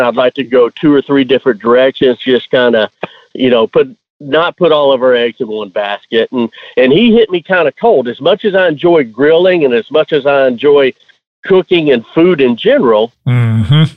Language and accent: English; Houston, Texas, United States; I was born in Houston. Grew up mostly on the north side of town, Champions 1960 area